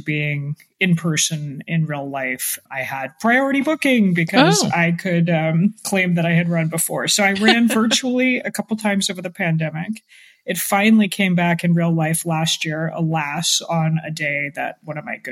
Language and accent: English; Atlanta, Georgia, United States; now in Washington, D.C., United States; I grew up mostly in Atlanta, which also gets quite sweaty